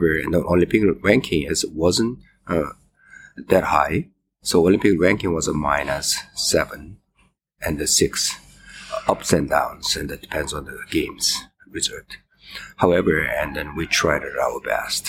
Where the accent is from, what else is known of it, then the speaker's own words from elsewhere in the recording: Seoul, South Korea; moved away as an adult; now in Toronto, Canada; I'm from the Canada, and I live in Toronto right now. 42 years in Canada, and I'm originally from the Seoul, Korea.